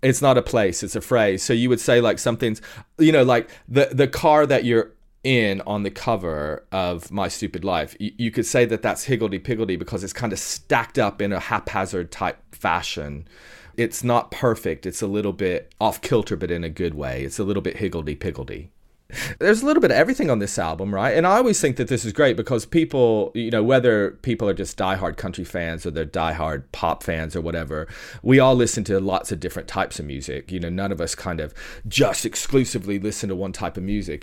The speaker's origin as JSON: {"language": "English", "region": "Tennessee", "country": "United States", "moved": "yes", "said": "I'm originally from Tennessee"}